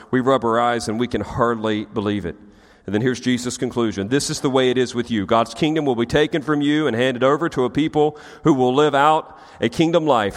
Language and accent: English; United States; as Americans